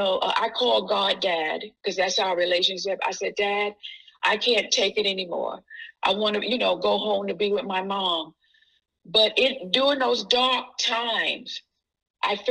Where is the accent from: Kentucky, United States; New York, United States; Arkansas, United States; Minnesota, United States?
New York, United States; moved away as an adult; also born or lived in Jacksonville, Florida; I was living in Jacksonville, Florida, then, in my family, because I'm originally from New York